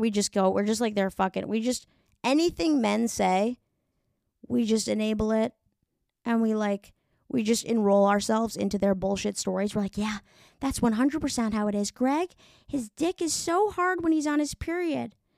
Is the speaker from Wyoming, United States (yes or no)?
no; New York, United States; I'm from New York